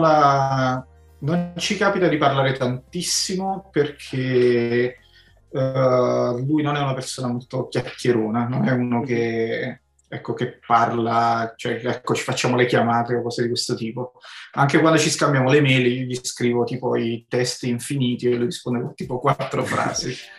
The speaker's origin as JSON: {"language": "Italian", "area": "province of Naples", "region": "Campania", "country": "Italy", "said": "io poi sono di provincia di Napoli, non Napoli centro"}